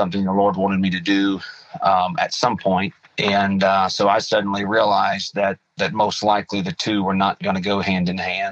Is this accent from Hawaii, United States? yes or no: no; Muskogee, Oklahoma, United States; I was born and raised in Muskogee, Oklahoma